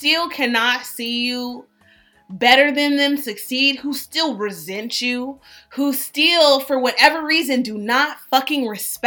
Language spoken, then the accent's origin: English; Berkeley, California, United States; moved away as an adult; also born or lived in Atlanta; I'm from the Bay, Berkeley